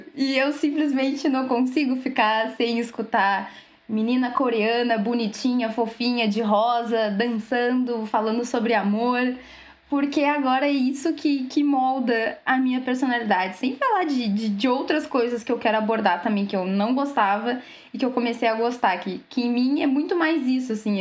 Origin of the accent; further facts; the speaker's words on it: Rio Grande, Rio Grande do Sul, Brazil; eu sou de Rio Grande